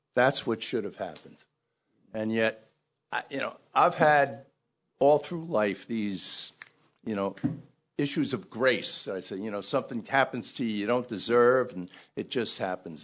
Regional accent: Ridgefield Park, New Jersey, United States; also born or lived in Brooklyn, New York; I was born in Brooklyn, in Bay Ridge, Brooklyn. But we moved to, uh, northern New Jersey, Ridgefield Park, and that's kinda where I grew up.

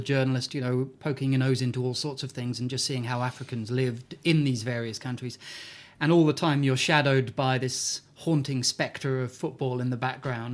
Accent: Newcastle, North East England, United Kingdom; I'm from Newcastle

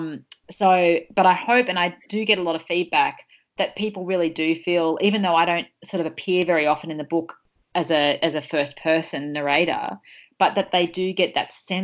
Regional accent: Sydney, New South Wales, Australia; I grew up on the Northern Beaches in the 90s

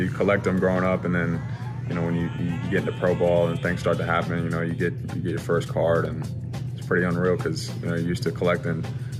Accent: Louisville, Kentucky, United States; I grew up in Louisville, so I was like 30 minutes away from Cincy

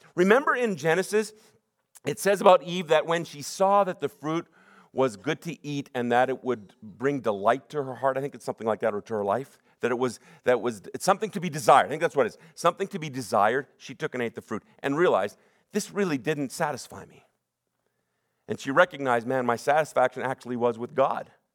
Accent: Sunnybrae, British Columbia, Canada; I'm from Sunny Break

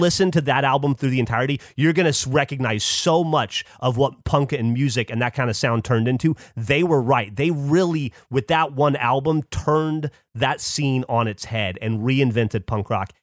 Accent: Alabama, United States; moved away; I grew up hating being from Alabama, hating being an Alabamian.

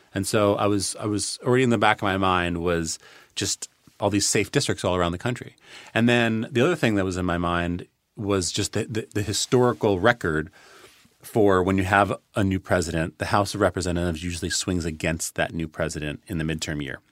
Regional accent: New York City, New York, United States; moved away as an adult; also born or lived in Boston; I grew up on the Upper West Side of Manhattan

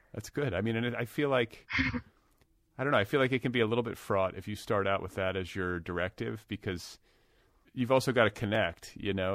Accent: United States; also born or lived in Wisconsin / Indiana; now in Los Angeles, United States; I'm from Wisconsin and Indiana.

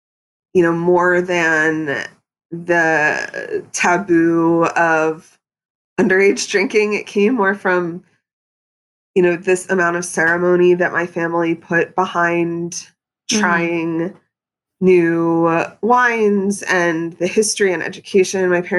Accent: Pennsylvania, United States; moved away; growing up in Pennsylvania, I mean, I think I had sushi twice before I moved to New York City. I was in a rural suburban area.

